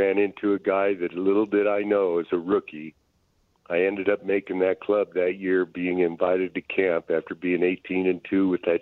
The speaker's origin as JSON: {"language": "English", "region": "Colorado", "country": "United States", "tie": "born or raised there", "said": "growing up in Colorado"}